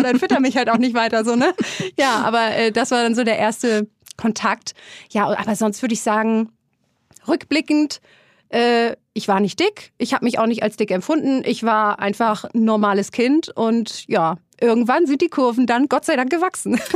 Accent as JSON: {"language": "German", "country": "Germany", "said": "ich komme aus der Nähe von Hamburg"}